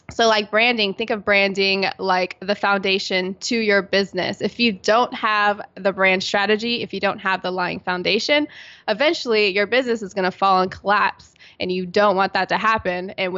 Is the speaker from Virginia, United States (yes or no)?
yes; Virginia Beach, Virginia, United States; And I'm originally from Virginia Beach, Virginia on the East Coast.